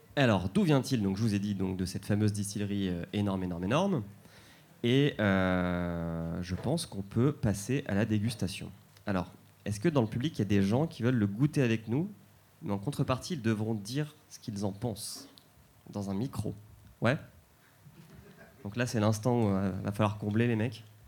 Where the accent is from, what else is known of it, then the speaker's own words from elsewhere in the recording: Calvados, Normandy, France; je viens du Calvados